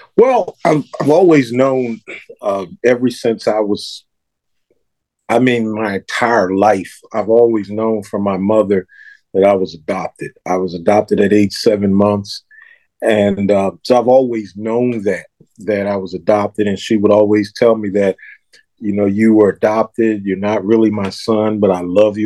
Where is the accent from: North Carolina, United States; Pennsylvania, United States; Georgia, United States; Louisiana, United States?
Pennsylvania, United States; Philadelphia; I was born and raised in Philadelphia